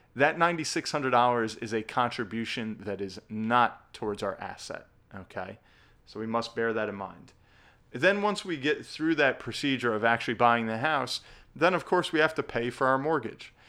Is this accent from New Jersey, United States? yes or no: yes; New Jersey, United States; my home state of New Jersey, we've got the highest property taxes in the country